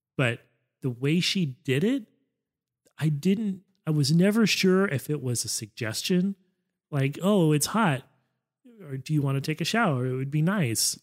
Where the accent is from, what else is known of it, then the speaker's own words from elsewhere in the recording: United States; as an American, I had no culture